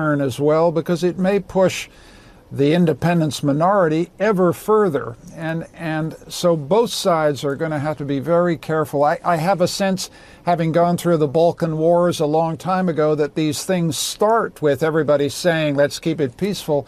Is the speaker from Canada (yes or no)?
yes; Canada; I speak here as a Canadian